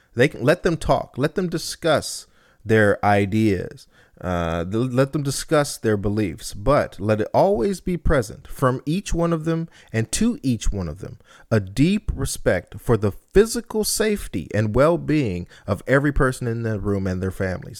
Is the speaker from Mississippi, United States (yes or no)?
no; Compton, California, United States; I'm from Compton